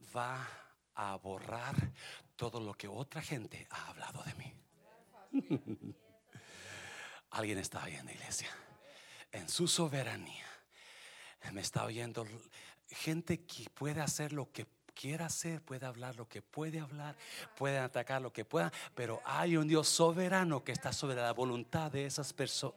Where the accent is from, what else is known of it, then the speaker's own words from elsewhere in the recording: Mexico; moved away; also born or lived in Oak Cliff, Dallas, Texas; los mexicanos pensamos